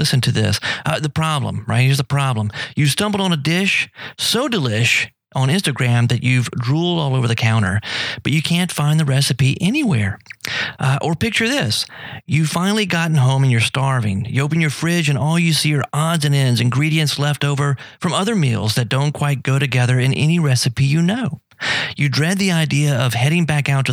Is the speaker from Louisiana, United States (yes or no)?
yes; South Louisiana, United States; growing up in South Louisiana, right here, so close to the Gulf